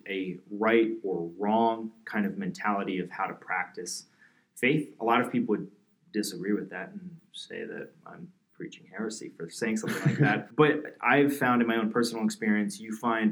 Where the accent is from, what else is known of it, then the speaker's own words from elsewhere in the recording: New Jersey, United States; I'm from New Jersey and my town was like pretty much Italian and Irish Catholic